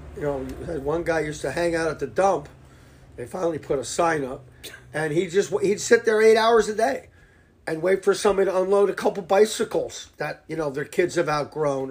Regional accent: Fairfield, Connecticut, United States; born and raised in Fairfield

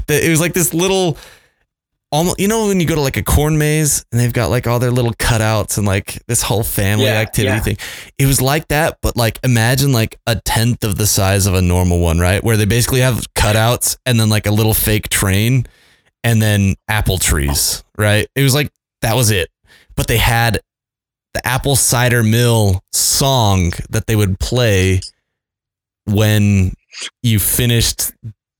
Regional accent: Mapleton, Utah, United States; also born or lived in Las Vegas, Nevada; I grew up in Mapleton, which is just up the road from here.

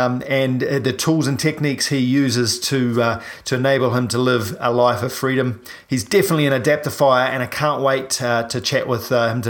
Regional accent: New Zealand; I'm …, I'm a paraplegic from New Zealand

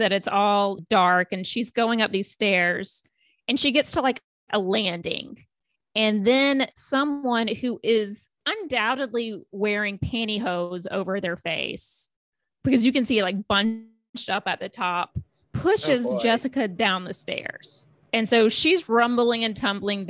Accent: the South, United States; accent: Southern; that was my Southern accent

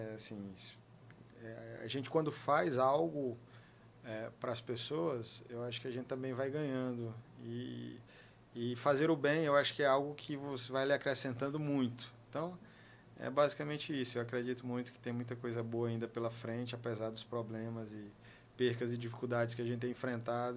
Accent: Teresina, Piauí, Brazil; Eu comecei estudando é, é na escola Nossa Senhora do Perpétuo Socorro, na região central de Teresina

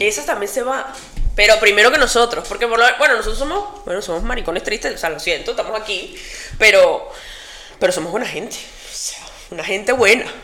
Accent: Venezuela; moved away as an adult; now in Spain; cuando salí de Venezuela

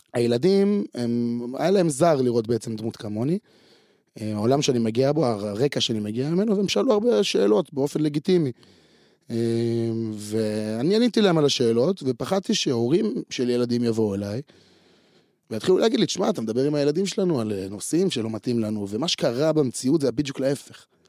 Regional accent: Afula, Northern District, Israel; אני נולדתי אה, בעפולה, בצפון

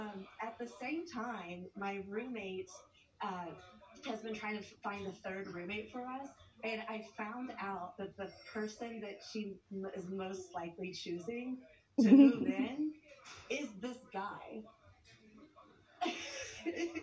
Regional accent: Oklahoma, United States; also born or lived in Queens, New York; now in New York, United States; I'm originally from Oklahoma. I'm in New York now in Queens

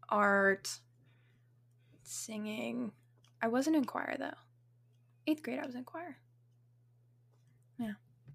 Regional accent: Washington, United States; also born or lived in New Mexico; now in Texas, United States; I'm from Washington, where I met Whitley, and I was born in New Mexico.

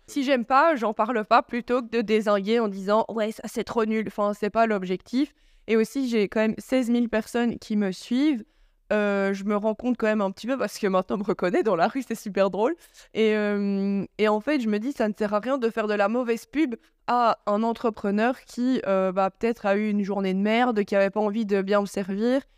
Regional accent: Charleroi, Wallonia, Belgium; je venais de Charleroi

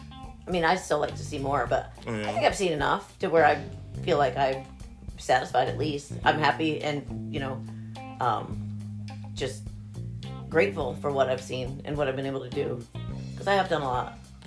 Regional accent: Western New York, United States; moved away; also born or lived in South Florida; I came from Western New York with not even seeing black people or anything

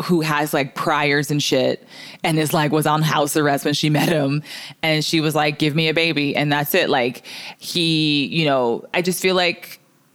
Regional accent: Canada; I'm fucking Canadian

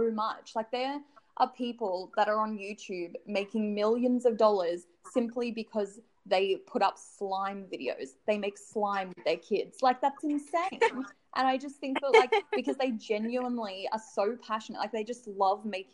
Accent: Noosa, Queensland, Australia; I grew up in Noosa on the Sunshine Coast

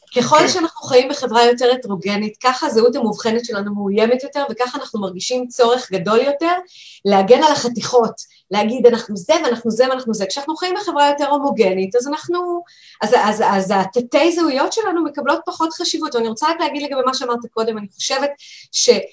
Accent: Israel; אני דווקא ילידת הארץ, אבל אני דור ראשון

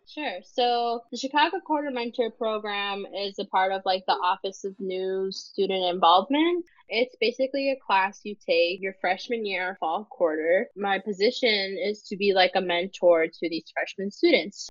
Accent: northern Mexico, Mexico; now in Oaxaca, Mexico; I am myself Mexican, but I am not from Oaxaca. I'm from mm-hmm. the more northern part of Mexico Mexico

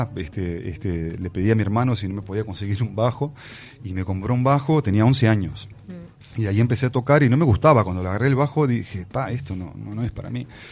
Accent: Brazil; moved away; also born or lived in Uruguay; fui criado en Brasil

